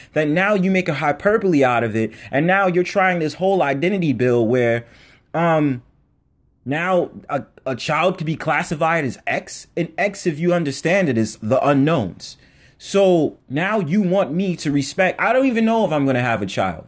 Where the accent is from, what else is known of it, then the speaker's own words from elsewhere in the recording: United States; I was just born on American soil